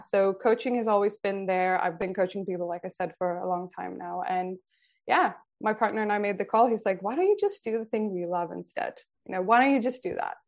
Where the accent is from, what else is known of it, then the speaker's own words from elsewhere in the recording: Sweden; also born or lived in San Francisco, United States; now in Australia; I grew up in Sweden